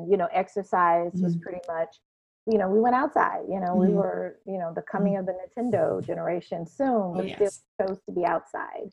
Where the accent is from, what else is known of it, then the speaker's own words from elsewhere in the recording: Shreveport, Louisiana, United States; now in Orlando, United States; I am from Louisiana, born and raised, a city in northwest corner of Louisiana, Shreveport